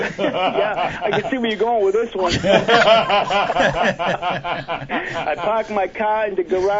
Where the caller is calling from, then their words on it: Massachusetts, United States; Hey, it's … from Massachusetts.